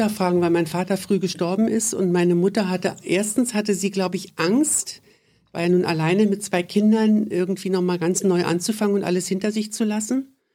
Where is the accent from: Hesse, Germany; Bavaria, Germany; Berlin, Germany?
Berlin, Germany; born there; In Berlin.